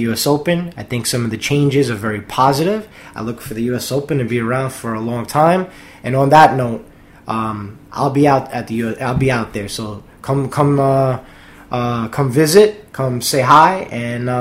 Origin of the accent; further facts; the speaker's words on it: New York, United States; I'm a New Yorker.